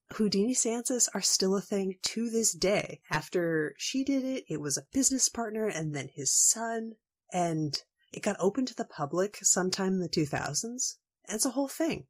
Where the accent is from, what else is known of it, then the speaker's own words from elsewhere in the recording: Washington, United States; my home state of Washington